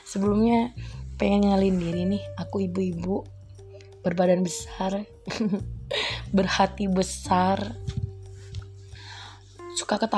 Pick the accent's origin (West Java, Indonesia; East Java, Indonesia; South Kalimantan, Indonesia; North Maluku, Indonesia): East Java, Indonesia; bahasa ibuku itu bahasa Indonesia bahasa lingkunganku itu bahasa Madura dan di Jakarta aku belajar how to berbahasa Indonesia dengan baik dan benar